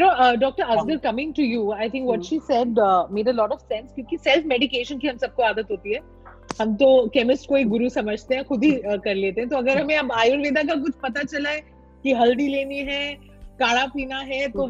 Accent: India; हम हिंदुस्तान में पैदा हुए हैं

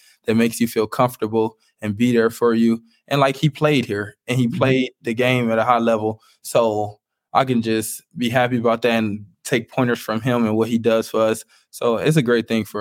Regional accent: Cleveland, Ohio, United States; I'm from Cleveland. I'm from like the inner city.

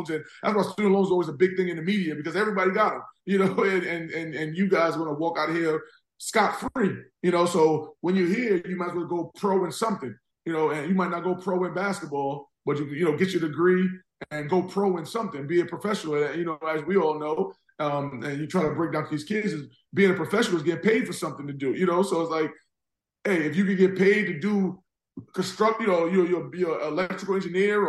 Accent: New York City, New York, United States; I'm a South Jamaica Queens guy

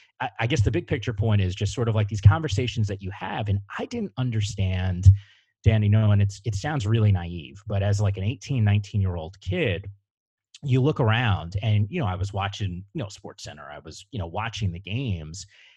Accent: Northern New Jersey, United States; moved away as an adult; also born or lived in Bronx, New York; now in West Coast, United States; I was born in the Bronx and grew up in Northern New Jersey

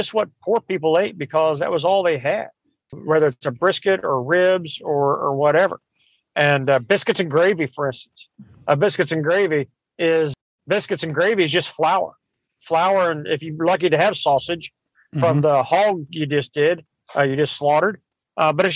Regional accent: Kentucky, United States; now in Florida, United States; I grew up in Kentucky eating rabbit and squirrel and raccoon and groundhog

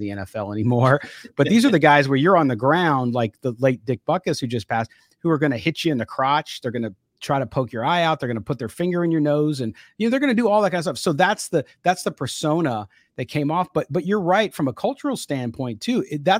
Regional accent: San Diego, California, United States; I grew up in San Diego, so I was in Southern California when all that stuff happened.

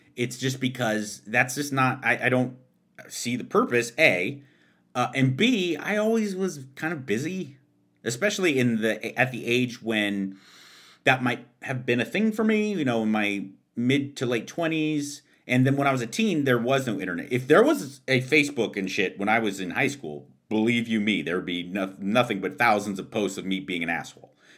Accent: Pasadena, California, United States; my hometown of Pasadena, California

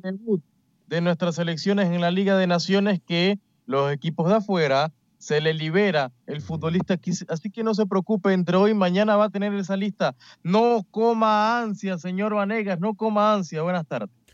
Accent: Panama

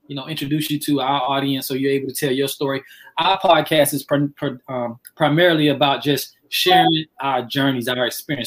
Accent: Miami, Florida, United States; I'm from Miami

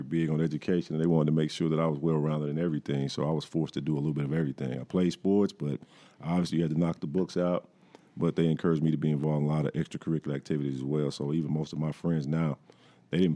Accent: Ruston, Louisiana, United States; moved away; I grew up in Ruston where Louisiana Tech is

